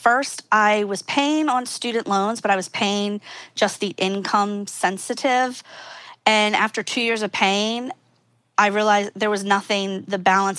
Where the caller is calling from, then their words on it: Philadelphia, Pennsylvania, United States; Good old Philadelphia, Pennsylvania.